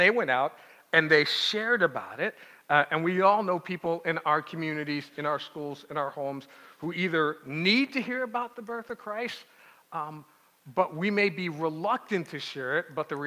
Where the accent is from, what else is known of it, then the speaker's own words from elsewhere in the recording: New York City, New York, United States; now in Pittsburgh, United States; Born and raised in New York City